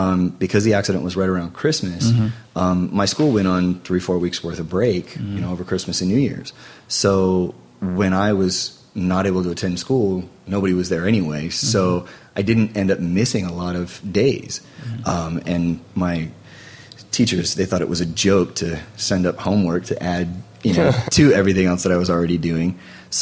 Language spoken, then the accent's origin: English; near Mary Free Bed hospital, Michigan, United States; close to my hometown